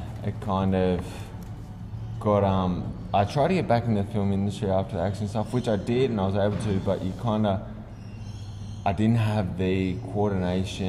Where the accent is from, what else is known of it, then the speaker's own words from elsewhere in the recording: Central Coast, New South Wales, Australia; also born or lived in England; growing up on the Central Coast